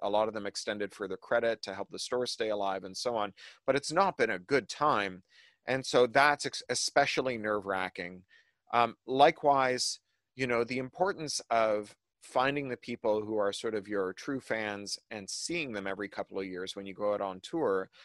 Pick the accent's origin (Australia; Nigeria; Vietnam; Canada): Canada; now in United States; a Canadian living in the US